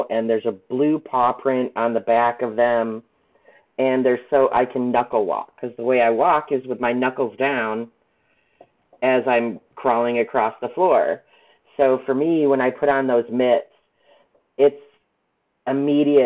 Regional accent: Chicago, Illinois, United States; now in South Bend, United States; I'm originally from the Chicago area, so I'm a city girl.

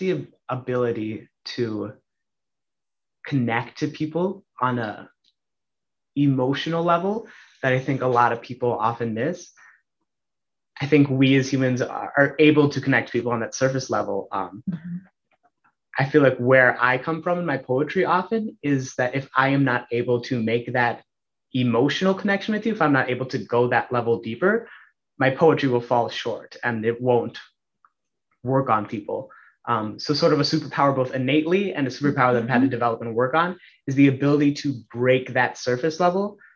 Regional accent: Mound, Minnesota, United States; also born or lived in Austin, Minnesota; I grew up in Mound for most of my life. Before that, I grew up in Austin, Minnesota, Spam Town, USA, I suppose. Went to school at Mound Wasatonka High School

